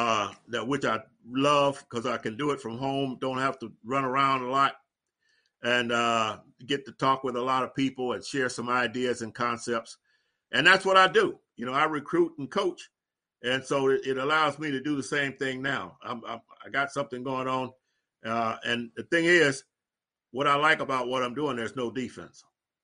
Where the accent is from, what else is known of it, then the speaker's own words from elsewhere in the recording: Ohio, United States; When I first got here, I'm coming from Ohio, you know, and I've been used to the cold.